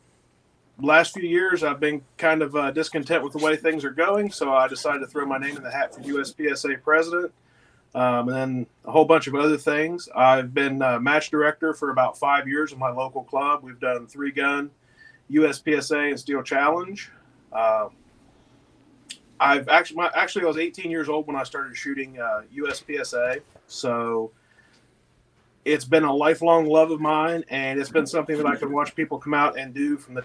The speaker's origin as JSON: {"language": "English", "town": "Weston", "region": "West Virginia", "country": "United States", "tie": "born or raised there", "said": "My hometown is the closest to the city of Weston, West Virginia"}